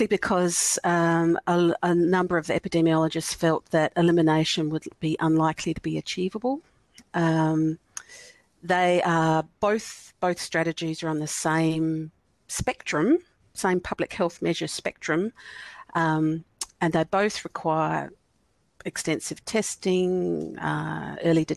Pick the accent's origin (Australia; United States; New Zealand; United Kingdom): Australia; South Australia; I'm from South Australia